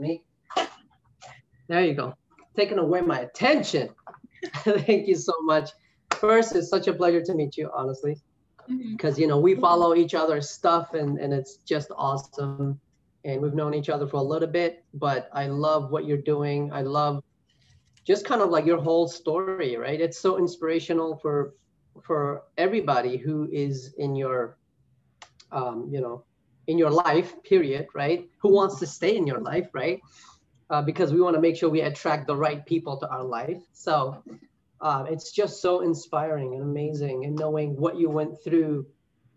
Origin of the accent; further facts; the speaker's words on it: New York City, New York, United States; moved away as an adult; now in North Carolina, United States; I'm originally from New York City. I moved to North Carolina a couple of years ago